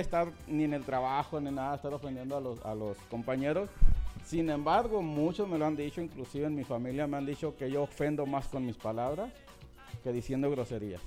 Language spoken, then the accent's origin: Spanish; Sonora, Mexico; estoy en la pura línea de de Sonora, Sinaloa, criado en Sonora